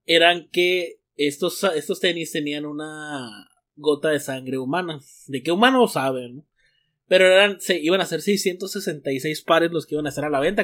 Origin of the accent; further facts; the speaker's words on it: Mexico; now in United States; soy mexicano